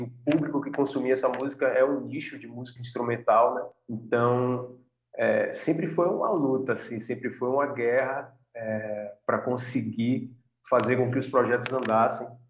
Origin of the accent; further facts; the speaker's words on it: Salvador, Bahia, Brazil; a gente veio de Salvador, de uma indústria que é o Axé Music